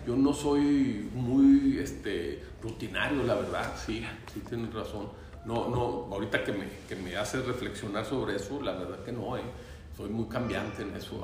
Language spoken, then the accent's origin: Spanish; Torreón, Coahuila, Mexico; also born or lived in Gómez Palacio, Durango, Mexico / Roswell, New Mexico, United States; empecé en, el Torreón Jardín y luego después me fui a, al francés de La Laguna y luego de Gómez también, de Durango